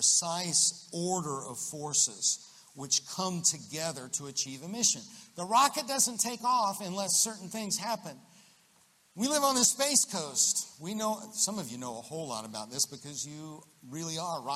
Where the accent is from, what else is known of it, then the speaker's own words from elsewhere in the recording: Central Florida, United States; I grew up in Central Florida